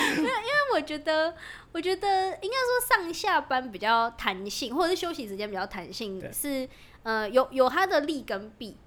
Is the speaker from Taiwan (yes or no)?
yes; Zhongli, Taoyuan, Taiwan; 我是土生土长的